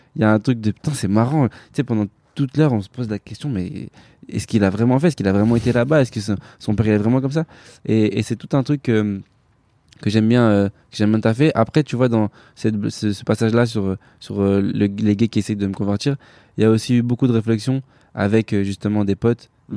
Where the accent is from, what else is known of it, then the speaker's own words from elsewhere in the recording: France; je suis né en France, je suis français avant tout